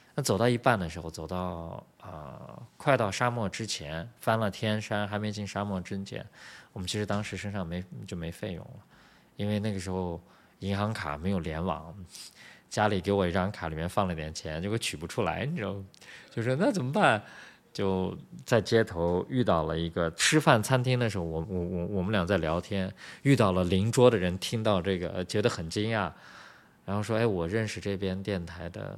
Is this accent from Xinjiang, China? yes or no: yes; Urumqi, Xinjiang, China; moved away as an adult; also born or lived in Beijing, China; now in Taiwan; 我出生长大在乌鲁木齐嘛，乌鲁木齐是新疆的，capital city，就是首府嘛叫，就是它的，那个地方三百多万人啊，比，比，比台北人口还要多啊